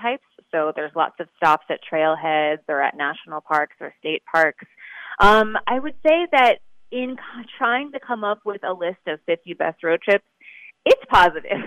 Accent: East Coast, United States; I grew up on the East Coast

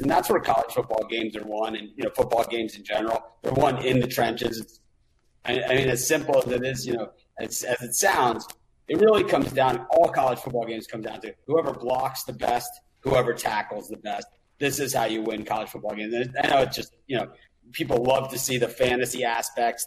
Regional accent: Miami, Florida, United States; I grew up in Miami

